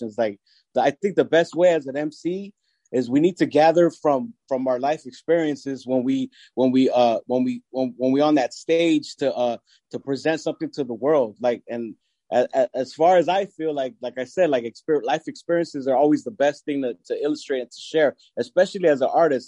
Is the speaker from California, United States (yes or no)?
yes; Long Beach, California, United States; also born or lived in Mexico; I was born in Mexico. Grew up in Long Beach. Raised in Long Beach.